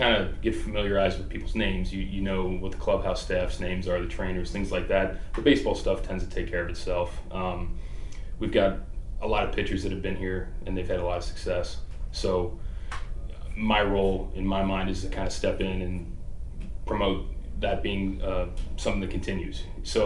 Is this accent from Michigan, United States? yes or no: no; Kentucky side of the river, United States; I grew up on the Kentucky side of the river, but yeah, grew up going to Reds games, Bengals fan